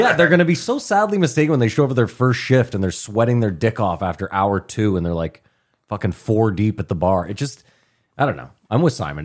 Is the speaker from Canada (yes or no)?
yes; Ottawa, Ontario, Canada; as white people growing up in Ottawa